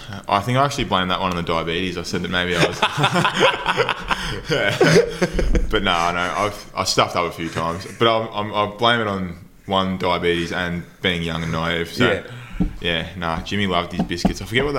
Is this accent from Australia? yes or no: yes; Geelong, Victoria, Australia; moved away; I'm from Geelong originally